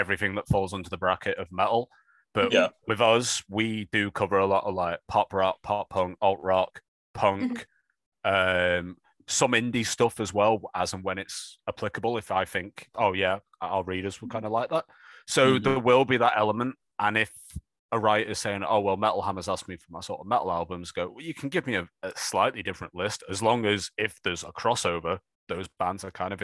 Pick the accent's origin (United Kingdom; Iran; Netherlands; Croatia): United Kingdom